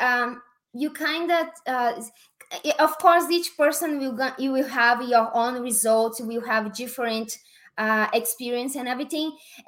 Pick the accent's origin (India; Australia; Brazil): Brazil; accent: Brazilian; English is a second language; moved away as an adult; now in Las Vegas, United States; I'm from Brazil, and I came to USA in 2016